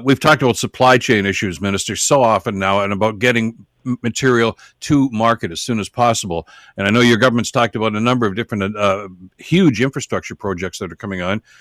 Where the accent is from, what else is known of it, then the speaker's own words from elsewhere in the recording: Hamilton, Ontario, Canada; it's my hometown